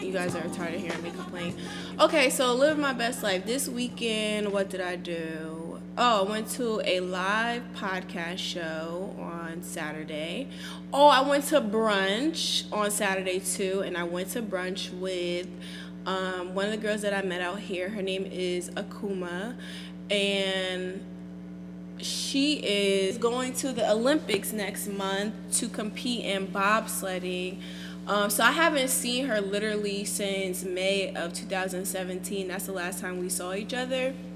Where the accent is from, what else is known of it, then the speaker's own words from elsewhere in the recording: Nigeria; I am Nigerian